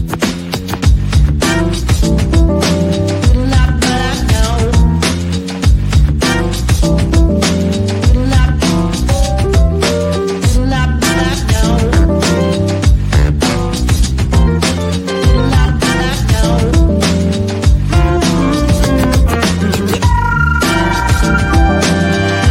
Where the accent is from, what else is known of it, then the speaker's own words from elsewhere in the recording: Lackawanna, New York, United States; moved away; my hometown of Lackawanna, New York